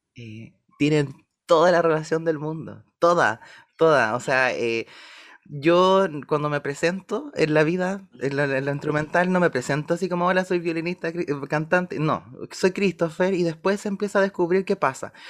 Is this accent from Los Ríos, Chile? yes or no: yes; Valdivia, Los Ríos, Chile; moved away as an adult; yo nací en Valdivia, soy de Valdivia y viví 17 años en Valdivia